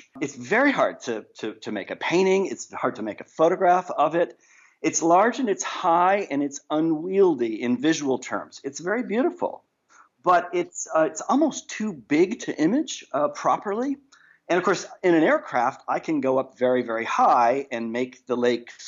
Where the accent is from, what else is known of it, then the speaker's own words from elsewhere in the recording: New York, United States; now in San Francisco, United States; I'm originally from New York